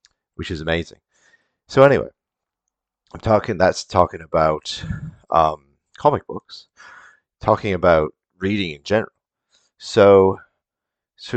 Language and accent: English; Canada; as a Canadian kid